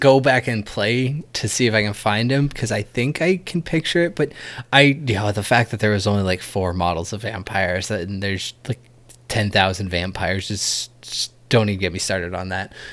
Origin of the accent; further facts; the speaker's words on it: New Hampshire, United States; I'm from New Hampshire